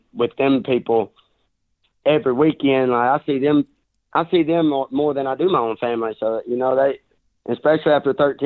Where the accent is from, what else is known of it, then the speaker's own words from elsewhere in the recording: Southeast Arkansas, United States; I was raised in Southeast Arkansas where I grew up swimming in these rivers